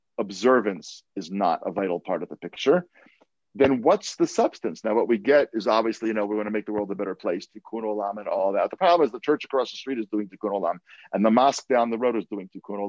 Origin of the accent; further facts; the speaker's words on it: California, United States; We're from California